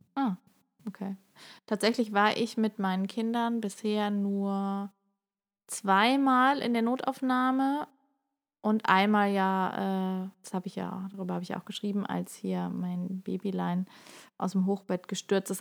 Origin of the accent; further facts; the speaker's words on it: Germany; also born or lived in Heidelberg; bei uns in Deutschland